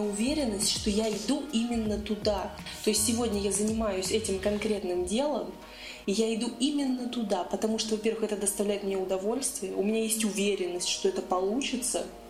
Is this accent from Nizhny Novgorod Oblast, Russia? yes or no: yes; Nizhny Novgorod, Nizhny Novgorod Oblast, Russia; я из Нижнего